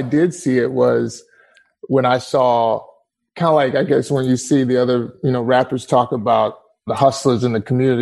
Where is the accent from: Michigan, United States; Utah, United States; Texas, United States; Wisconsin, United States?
Texas, United States; East; also born or lived in Tyler, Texas / Dallas, Texas / Garland, Texas; I grew up in the country, East Texas.